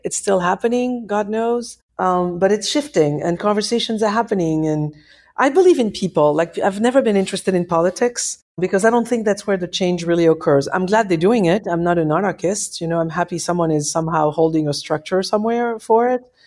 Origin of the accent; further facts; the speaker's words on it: Paris, Île-de-France, France; moved away; I'm from Paris